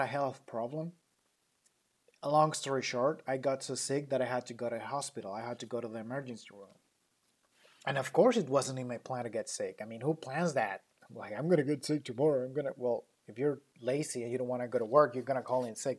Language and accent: English; Mexico; accent: thick Latino accent; English is a second language; now in United States